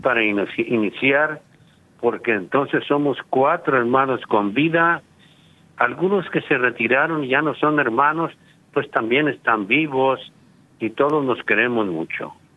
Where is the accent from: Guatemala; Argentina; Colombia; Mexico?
Mexico; Guadalajara, Jalisco; soy marista desde los cuatro años de edad o sea, desde mi preprimaria marista en Guadalajara, Jalisco, la perla tapatía